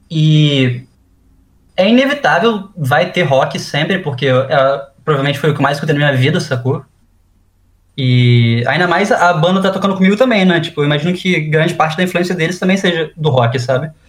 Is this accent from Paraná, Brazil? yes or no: no; Manaus, Amazonas, Brazil; mais coisa do norte de Manaus, é, que é de onde eu sou, né? Eu nasci lá.